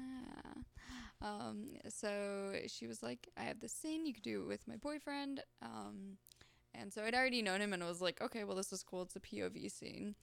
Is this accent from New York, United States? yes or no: no; Florida, United States; I'm from Florida.